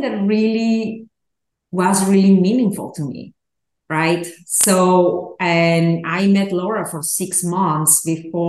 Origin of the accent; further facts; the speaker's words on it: Peru; moved away; I grew up in Peru